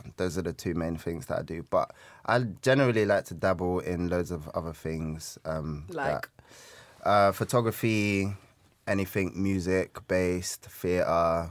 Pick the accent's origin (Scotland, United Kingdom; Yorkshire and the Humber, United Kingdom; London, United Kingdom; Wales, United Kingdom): London, United Kingdom; Peckham; I'm from Peckham.